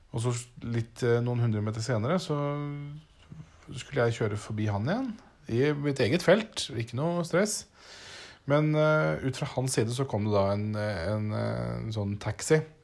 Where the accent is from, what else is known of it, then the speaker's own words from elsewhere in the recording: Norway; moved away; hjemme i Norge